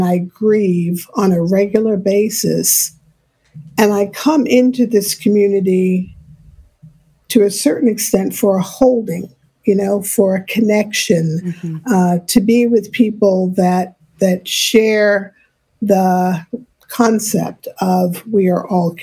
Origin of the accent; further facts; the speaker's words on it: New York City, New York, United States; I grew up in New York City.